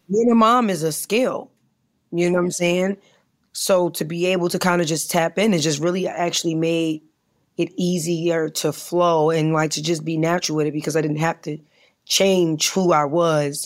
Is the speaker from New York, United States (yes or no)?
yes; New York, United States; I'm from New York